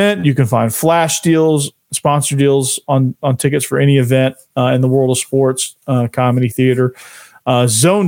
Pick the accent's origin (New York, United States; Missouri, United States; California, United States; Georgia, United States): Georgia, United States; Atlanta; I grew up in Atlanta, Georgia.